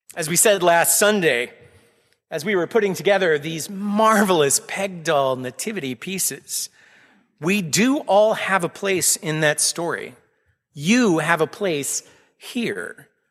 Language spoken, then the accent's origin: English; Austin, Texas, United States; moved away as an adult; now in Needham, United States; I was born and raised in Austin, Texas, multiple generations of my family there.